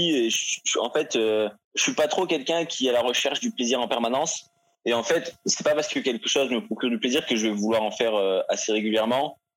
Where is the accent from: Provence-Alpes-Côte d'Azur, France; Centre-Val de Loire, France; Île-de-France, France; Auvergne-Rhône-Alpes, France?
Provence-Alpes-Côte d'Azur, France; Nice; Euh, je viens pas de Paris. Euh, j'ai fait beaucoup de villes euh, pendant mon enfance, mais passé une bonne partie à Nice, de parents ingénieurs.